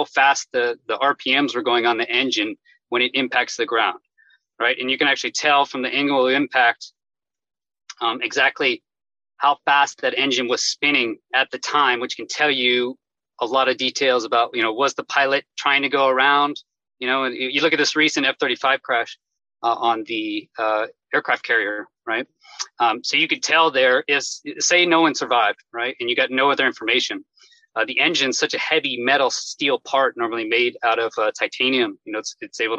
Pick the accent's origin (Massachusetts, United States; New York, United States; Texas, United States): Texas, United States; Houston; moved away as an adult; I grew up in Houston, Texas